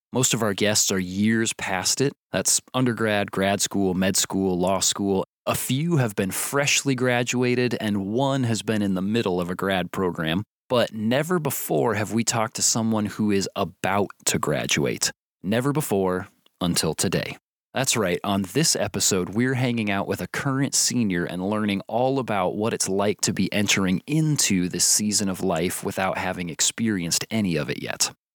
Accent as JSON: {"language": "English", "town": "Warsaw", "region": "Indiana", "country": "United States", "tie": "born or raised there", "said": "That is my hometown. I am from Warsaw, Indiana"}